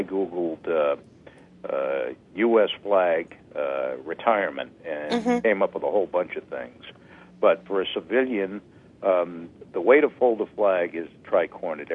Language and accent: English; Lexington, Massachusetts, United States; I grew up in Lexington, which is just outside Boston